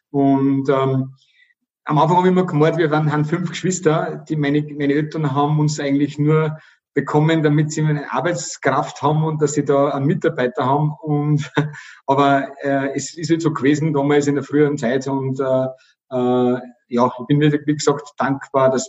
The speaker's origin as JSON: {"language": "German", "town": "Oberkappel", "region": "Upper Austria", "country": "Austria", "tie": "born or raised there", "accent": "Bavarian", "said": "Also ich bin in einem Gasthof aufgewachsen, Gasthof Süß in Oberkappel, da an der bayerischen Grenze. Wenn, dann habe ich also ein rollendes R und äh, äh, so einen bayerischen Dialekt"}